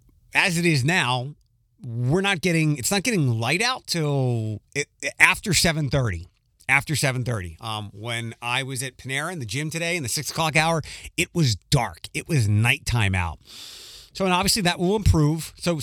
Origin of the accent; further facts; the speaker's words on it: Philadelphia, Pennsylvania, United States; We really couldn't be farther away from the home base, Philadelphia, where I'm from Wawa.